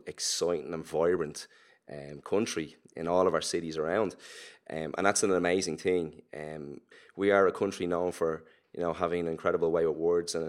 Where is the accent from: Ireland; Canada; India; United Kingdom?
Ireland; accent: Irish; The only thing that will identify us as an Irish urban act right now is our voice, is our accent and how we talk.